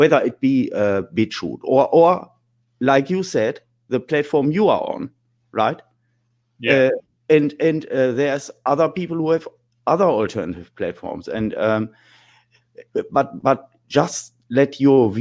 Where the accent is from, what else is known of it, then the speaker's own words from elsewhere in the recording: Germany; I'm from Germany